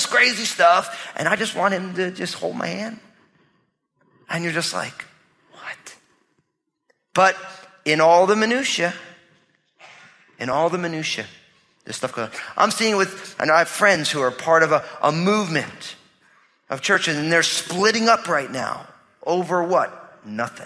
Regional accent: New Jersey, United States; I'm from New Jersey, so I talk that way to people

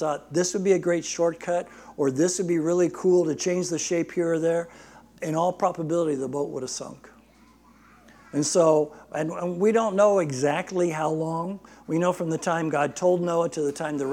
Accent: Barstow, California, United States; my pastor growing up in Barstow

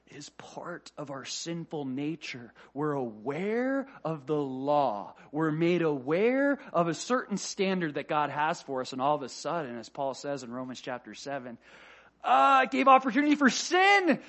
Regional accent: Florida, United States; I'm from Florida.

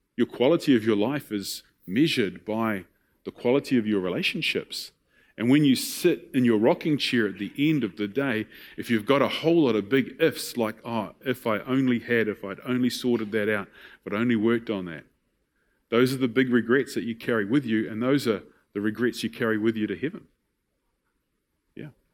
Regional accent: New Zealand; I was raised in Tapuna

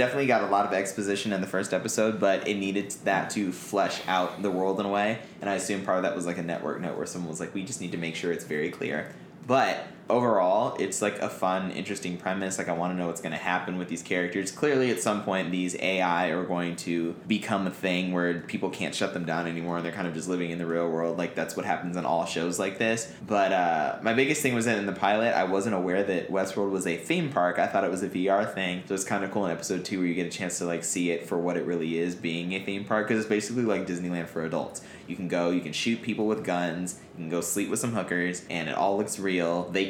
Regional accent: Taiwan; also born or lived in Florida; I'm like fucking Taiwan.

